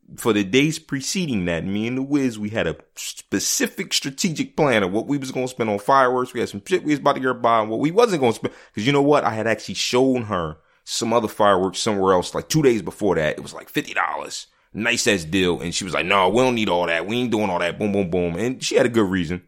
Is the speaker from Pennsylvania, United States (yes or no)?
yes; Philadelphia, Pennsylvania, United States; I grew up in Philly